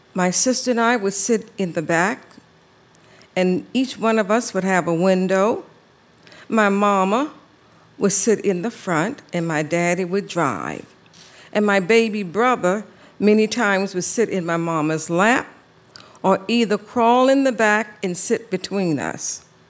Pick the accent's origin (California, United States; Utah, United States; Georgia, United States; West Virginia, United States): Georgia, United States; Savannah; I grew up in Savannah, Georgia, in the low country